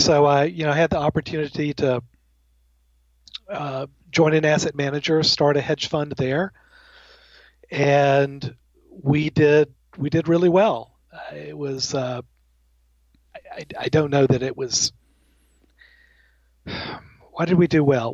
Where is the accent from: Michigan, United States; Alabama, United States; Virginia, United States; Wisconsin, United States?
Alabama, United States; now in Connecticut, United States; I'm originally from the South. I'm from Alabama, the heart of Dixie